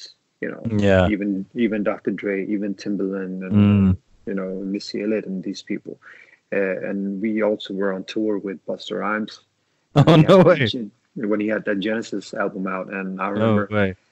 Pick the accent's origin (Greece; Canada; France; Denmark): Denmark; Copenhagen, Capital Region of Denmark; I was born in Denmark.